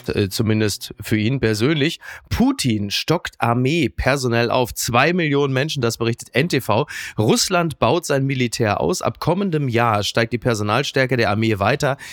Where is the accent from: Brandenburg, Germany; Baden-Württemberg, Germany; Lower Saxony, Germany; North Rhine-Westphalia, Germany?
North Rhine-Westphalia, Germany; Castrop-Rauxel; in die Sonnenstraße in meiner Heimat castro rauxel